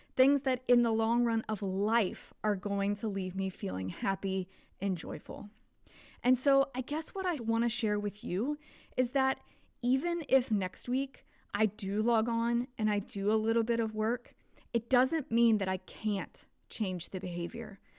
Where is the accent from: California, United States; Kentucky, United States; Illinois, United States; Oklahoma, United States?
Kentucky, United States; now in Texas, United States; where I grew up in Kentucky